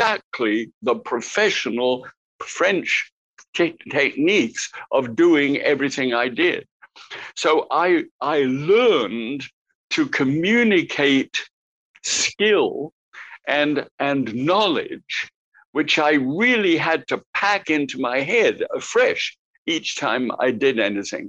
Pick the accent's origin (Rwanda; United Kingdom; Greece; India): United Kingdom; England; accent: English; moved away as an adult; also born or lived in New Zealand; I arrived in New Zealand as a POMI, P-O-M-E, prisoner of Mother England. That's what we were referred to as POMIs, if you had come from England. So I had my English accent.